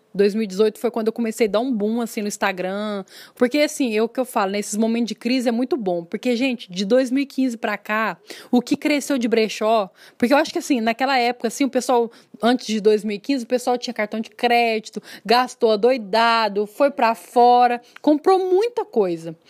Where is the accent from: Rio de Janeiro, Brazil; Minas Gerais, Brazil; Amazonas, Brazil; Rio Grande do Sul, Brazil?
Minas Gerais, Brazil; Uberlândia; accent: mineiro; moved away as an adult; also born or lived in São Paulo; pelo sotaque dá para perceber que eu sou mineira, né, de Uberlândia